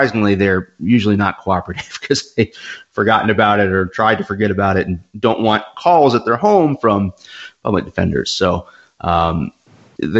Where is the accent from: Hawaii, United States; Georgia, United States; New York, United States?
Georgia, United States; growing up in Georgia